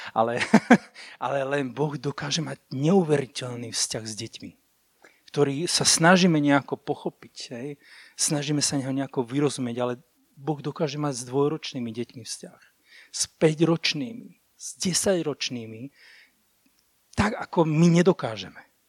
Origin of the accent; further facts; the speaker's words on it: Púchov, Trenčín Region, Slovakia; Ja som inak z Púchova